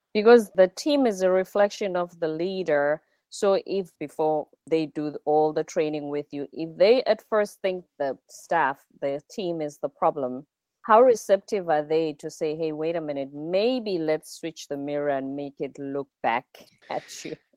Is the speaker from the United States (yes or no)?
no; South Africa; I'm South African, I'm from the Zulu culture.